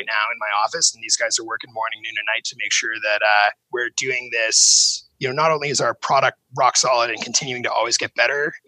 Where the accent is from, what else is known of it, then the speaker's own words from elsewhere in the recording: Vancouver, British Columbia, Canada; my hometown of Vancouver